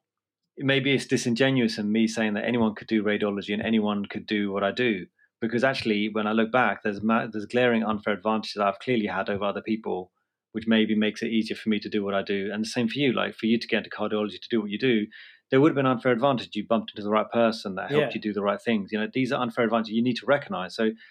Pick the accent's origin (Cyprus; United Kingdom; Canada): United Kingdom; I do still classify myself as a Brit, even though some people in Dartford or whatever say I'm not.